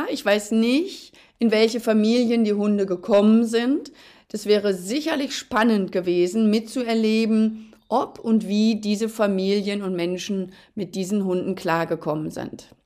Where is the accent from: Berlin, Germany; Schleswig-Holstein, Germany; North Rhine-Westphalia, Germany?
North Rhine-Westphalia, Germany; Ich bin ja ein Mensch, ich bin ja Westfale und ich bin, glaube ich, auch tatsächlich die Ruhe selbst.